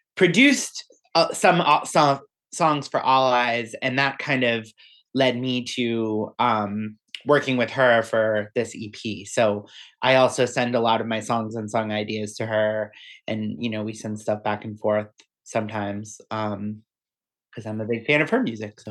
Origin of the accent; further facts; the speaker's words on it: Weymouth, Massachusetts, United States; we're all from Weymouth, Massachusetts, which is on the south shore of Boston